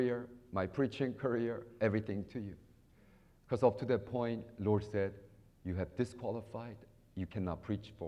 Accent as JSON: {"language": "English", "country": "United States"}